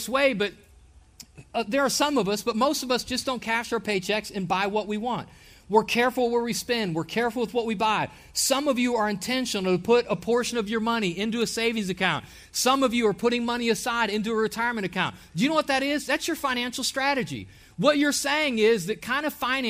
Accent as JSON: {"language": "English", "region": "Ohio", "country": "United States", "moved": "as an adult", "lives_now": "Alabama, United States", "said": "Myself, my family, and I, we are from Ohio."}